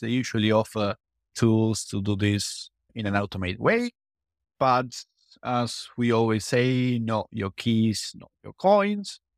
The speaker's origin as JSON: {"language": "English", "country": "Argentina", "said": "I'm from Argentina. I come from, from South America."}